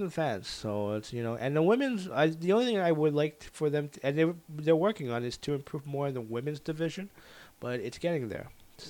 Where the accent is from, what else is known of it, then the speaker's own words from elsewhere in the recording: Winnipeg, Manitoba, Canada; I was like, I'm from Winnipeg, you idiot.